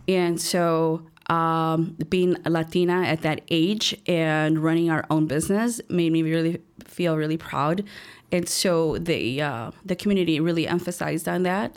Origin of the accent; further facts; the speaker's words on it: Chicago, Illinois, United States; I was born and raised here in Chicago, um, a little place called Little Village